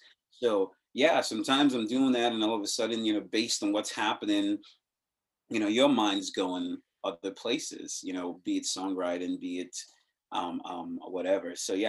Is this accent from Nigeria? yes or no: yes; Nigeria; I'm growing up in the regime I grew up with in Nigeria